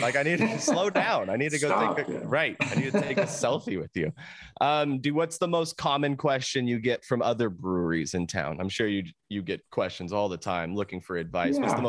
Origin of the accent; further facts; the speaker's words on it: Vista, California, United States; I grew up in Vista.